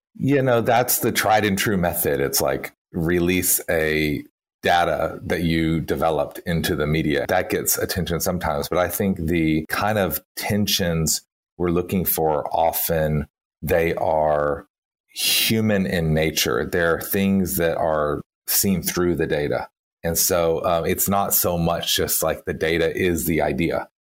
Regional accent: Texas, United States; moved away; you can hear from my accent. I was born and, and lived many years in Texas.

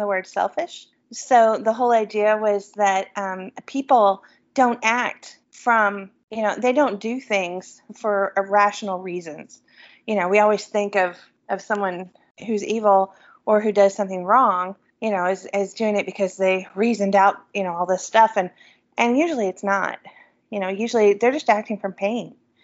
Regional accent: the South, United States; I'm from the South

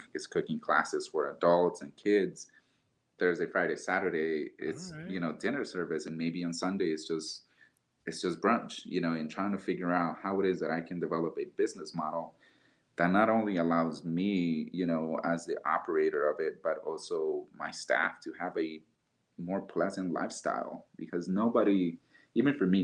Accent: Honduras; now in Denver, United States; I can represent myself as a chef born and bred in Honduras

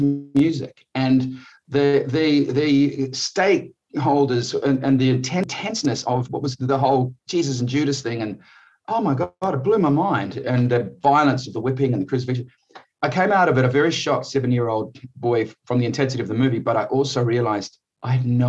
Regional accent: New Zealand; moved away as an adult; also born or lived in Malawi / Geneva, Switzerland / Australia; I grew up in New Zealand as a young kid and went to Australia to live when I was 22 years old.

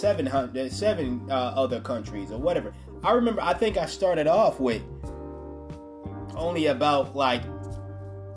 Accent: United States; my home country

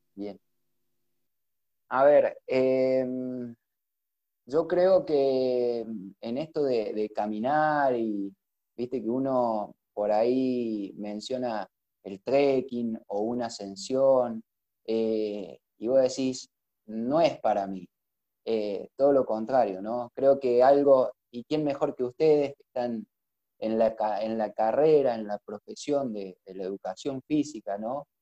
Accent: Frías, Santiago del Estero, Argentina; moved away as an adult; now in Córdoba, Argentina; soy de Frías, de, Santiago del Estero, aunque no lo crean. Eh, Córdoba me ha adoptado hace unos cuantos años.

